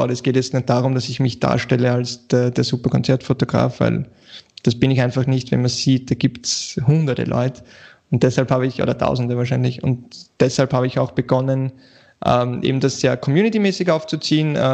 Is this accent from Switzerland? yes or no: no; Vienna, Austria; ja, ich bin aus Wien, äh